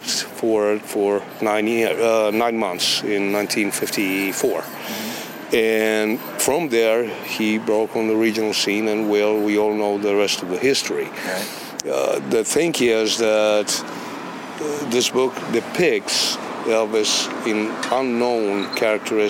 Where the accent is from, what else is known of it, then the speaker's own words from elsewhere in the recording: Romania; English is a second language; moved away as an adult; now in Memphis, United States; I'm originally from Romania, and I came to Memphis in 86